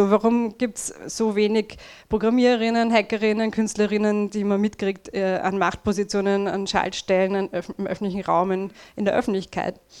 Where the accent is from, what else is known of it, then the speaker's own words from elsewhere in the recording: Vienna, Austria; Tja, also der erste Teil meines Talks wird ziemlich viel Rant sein und Jammerei, ich bin eine Wienerin.